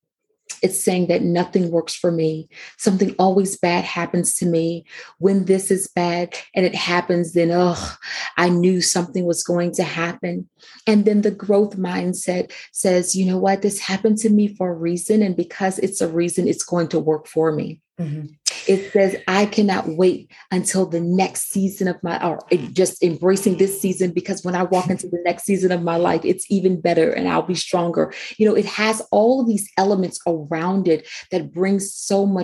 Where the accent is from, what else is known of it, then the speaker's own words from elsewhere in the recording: Houston, Texas, United States; now in Maryland, United States; I grew up actually in Houston, Texas. And so I've been in Maryland now for about 16 years or so